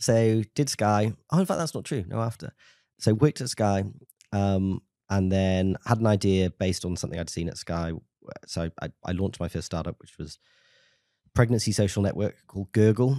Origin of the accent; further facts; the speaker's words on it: Tenby, Wales, United Kingdom; I'm from a small town in South Wales called Temby